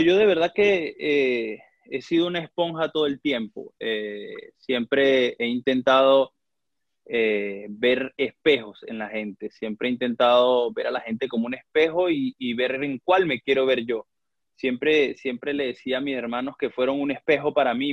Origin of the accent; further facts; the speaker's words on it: Valera, Trujillo, Venezuela; moved away as an adult; also born or lived in Táchira, Venezuela; now in Grozny, Russia; yo nací en, Valera, Estado Trujillo.